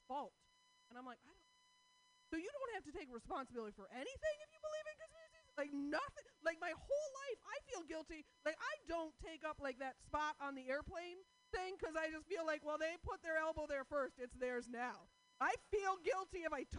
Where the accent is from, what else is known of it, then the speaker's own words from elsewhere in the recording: Portland, United States; I'm from Portland